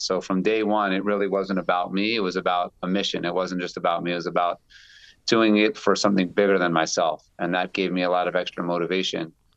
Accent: Baltimore, Maryland, United States; I grew up in Baltimore

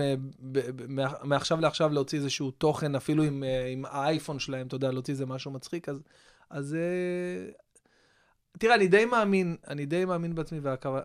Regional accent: Israel; אני מכאן

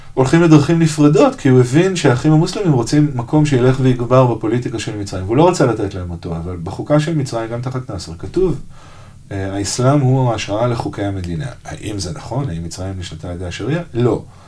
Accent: Israel; לנו כישראלים

